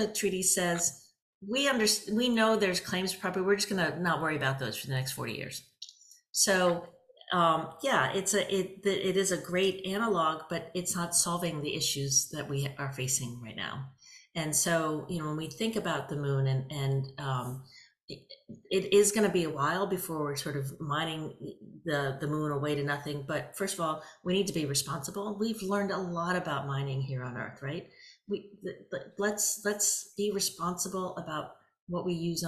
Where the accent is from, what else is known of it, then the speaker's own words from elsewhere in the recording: United States; I'm American